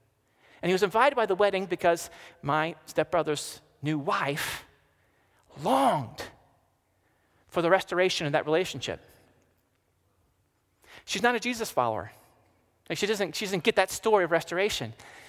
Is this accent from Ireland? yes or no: yes; Ireland; I'm Irish